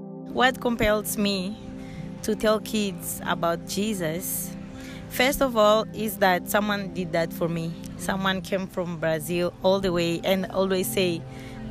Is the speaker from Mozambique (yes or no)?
yes; Beira, Sofala, Mozambique; I am from Mozambique, Beira City, and I do ministry in Beira